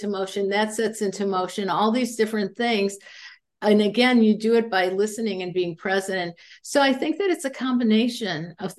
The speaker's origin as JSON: {"language": "English", "region": "Indiana", "country": "United States", "moved": "yes", "said": "I'm from Indiana."}